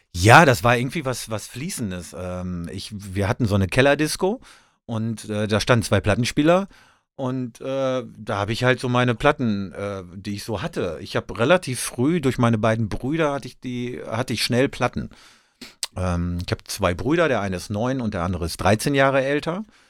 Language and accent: German; North Rhine-Westphalia, Germany; ich komme aus Ostwestfalen